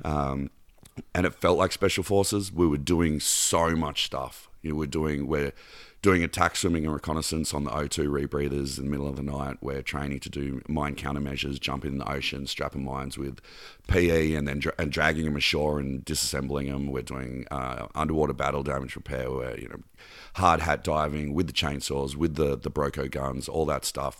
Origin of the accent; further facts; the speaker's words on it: Canberra, Australian Capital Territory, Australia; also born or lived in Mornington Peninsula, Victoria / Bondi Beach, Sydney; I was born in Melbourne, uh, about an hour and a half south of Melbourne in a little town called Mornington Peninsula, and Dad got posted to the capital of Australia as, um, a cop. He was, um, Australian Bureau of Criminal Intelligence. So we moved to Canberra when I was ten